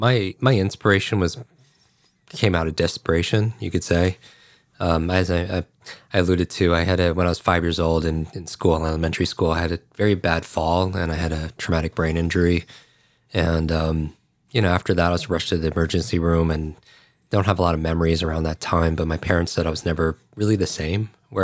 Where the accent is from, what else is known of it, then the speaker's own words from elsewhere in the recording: Westchester, New York, United States; I grew up outside of New York City in Westchester, New York, and we were a block away from a firehouse.